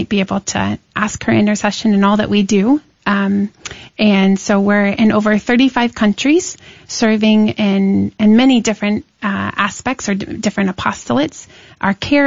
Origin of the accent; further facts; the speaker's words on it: Tulsa, Oklahoma, United States; Born and raised in Tulsa, Oklahoma